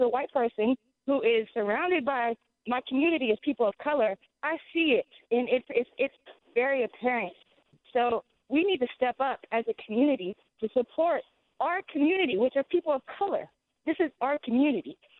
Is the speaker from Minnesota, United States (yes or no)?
no; Bay Area, California, United States; I'm born and raised in the Bay Area